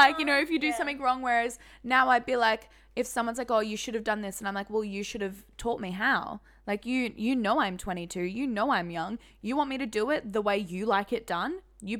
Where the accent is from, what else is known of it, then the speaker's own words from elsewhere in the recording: Singapore; I think, like, because we grew up in Singapore.